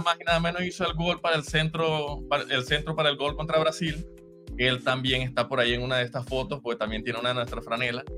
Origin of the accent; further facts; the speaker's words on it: Machiques, Zulia, Venezuela; moved away as an adult; now in Utah, United States; yo soy de Machiques